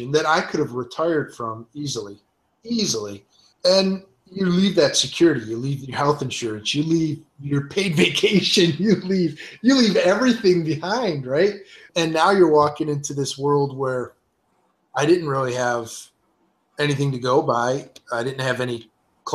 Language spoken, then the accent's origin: English; Detroit, Michigan, United States; I'm, you know, born and raised in Detroit